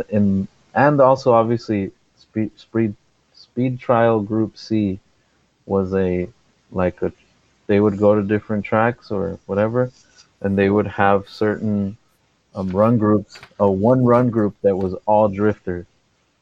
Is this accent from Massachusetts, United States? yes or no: no; Los Angeles, California, United States; I grew up in a city called Sylmar